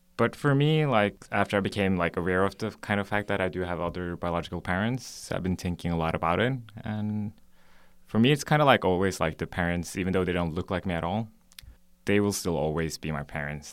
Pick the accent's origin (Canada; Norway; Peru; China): Norway; moved away as an adult; also born or lived in Korea; now in South Korea; I was born in Korea, but I left for Norway when I was four months old